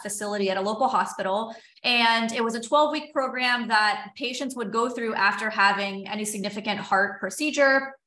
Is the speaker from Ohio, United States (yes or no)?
no; South Florida, United States; moved away as an adult; also born or lived in San Diego / Los Angeles; I grew up in South Florida